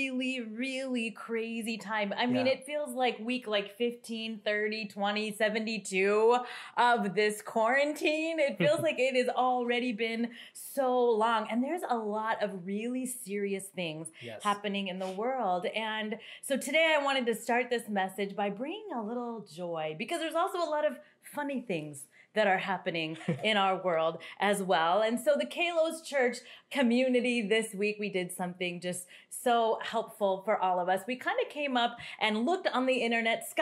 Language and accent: English; Kansas, United States; I grew up in Kansas on the dirt roads, and I'm talking dirt roads.